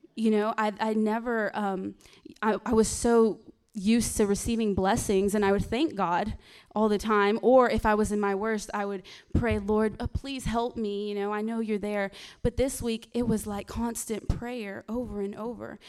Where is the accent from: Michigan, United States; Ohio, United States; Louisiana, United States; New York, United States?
Louisiana, United States; moved away; I'm not from here. I'm, um, I'm from Louisiana.